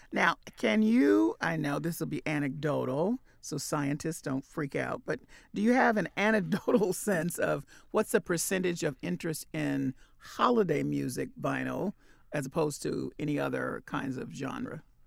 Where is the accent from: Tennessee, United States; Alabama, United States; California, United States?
Tennessee, United States; Memphis; I'm from Memphis, Tennessee